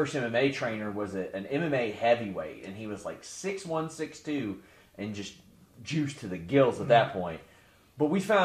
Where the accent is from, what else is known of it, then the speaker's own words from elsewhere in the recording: Kentucky, United States; I'm from Kentucky